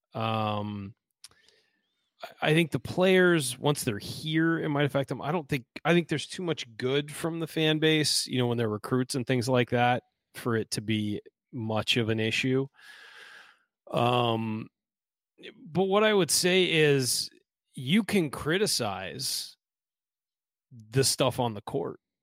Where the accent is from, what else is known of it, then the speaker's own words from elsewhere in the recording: California, United States; moved away; I'm from California, and I'll never be a true Hoosier